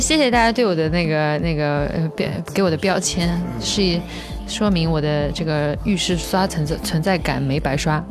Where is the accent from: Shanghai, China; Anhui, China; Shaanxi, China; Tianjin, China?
Shanghai, China; 因为我在上海，我也是上海人